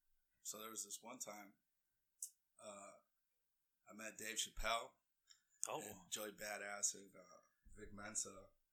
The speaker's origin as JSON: {"language": "English", "town": "Chicago", "region": "Illinois", "country": "United States", "tie": "born there", "said": "Actually, I was born in Chicago."}